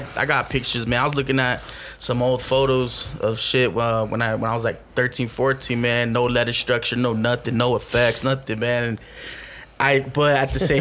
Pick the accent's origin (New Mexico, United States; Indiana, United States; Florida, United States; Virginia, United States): New Mexico, United States; Albuquerque; I grew up in the hood in Albuquerque